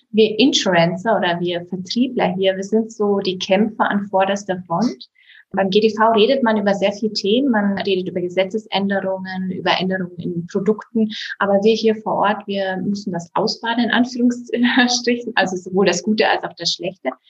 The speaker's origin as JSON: {"language": "German", "region": "Bavaria", "country": "Germany", "said": "Das hatte eher familiäre Hintergründe, dass ich zurück in die Heimat gezogen bin. Denn ich komme aus Bayern, aus dem Berchtesgadener Land. Hier ist auch meine gesamte Familie."}